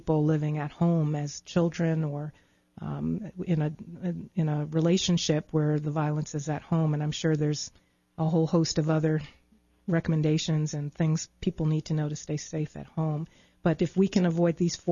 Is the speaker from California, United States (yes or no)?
no; Long Island, New York, United States; I grew up in New York on Long Island and would ride the Long Island Railroad into Manhattan